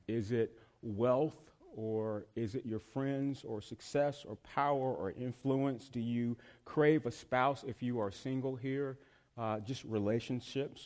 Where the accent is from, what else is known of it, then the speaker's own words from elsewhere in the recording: the South, United States; moved away as an adult; also born or lived in North Carolina; now in Northern Virginia, United States; I'm from the South